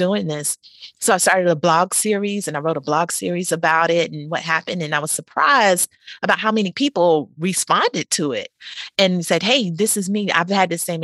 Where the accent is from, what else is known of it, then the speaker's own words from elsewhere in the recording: North Carolina, United States; moved away as an adult; also born or lived in Oklahoma City; I'm from North Carolina